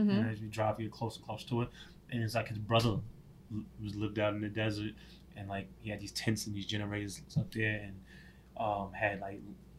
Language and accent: English; New York, United States; Yeah, I'm definitely a different person than I was when I grew up in New York.